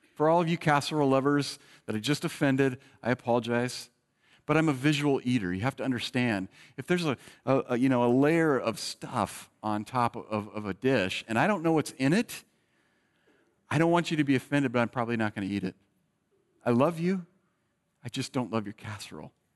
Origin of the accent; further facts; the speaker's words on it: Bay Area, California, United States; moved away; I was born in the Bay Area